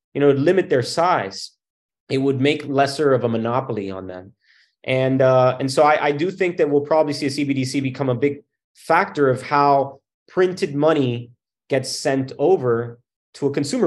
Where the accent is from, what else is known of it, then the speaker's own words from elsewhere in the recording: Miami, Florida, United States; I came from Miami, and in Miami, my grandparents had come over from Cuba